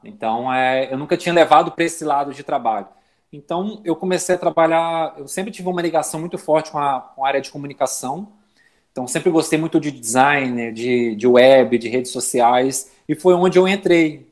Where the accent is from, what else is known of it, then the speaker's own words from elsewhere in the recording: Belo Horizonte, Minas Gerais, Brazil; moved away as an adult; now in Florianópolis, Brazil; eu sou, sou mineiro de Belo Horizonte, atualmente eu moro em Florianópolis, já vão fazer 10 anos